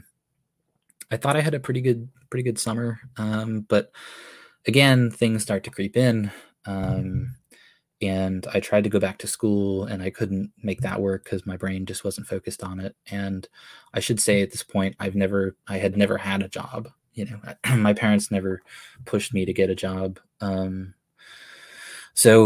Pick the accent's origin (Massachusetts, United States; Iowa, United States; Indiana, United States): Massachusetts, United States; moved away as an adult; now in California, United States; I grew up in Massachusetts.